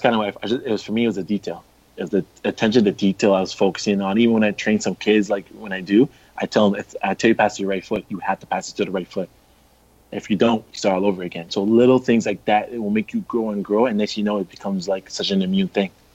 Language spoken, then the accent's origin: English; Canada; as a Canadian